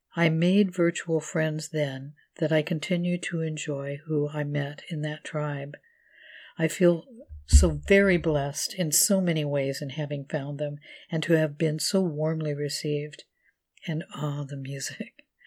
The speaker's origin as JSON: {"language": "English", "region": "California", "country": "United States", "tie": "born or raised there", "moved": "yes", "said": "I was in my hometown in California to help take care of my mother"}